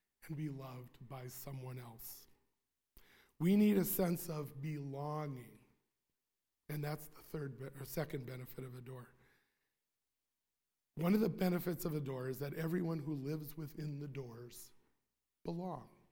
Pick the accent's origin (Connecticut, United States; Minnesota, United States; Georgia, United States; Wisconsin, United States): Wisconsin, United States; Sheboygan County; I'm from Sheboygan County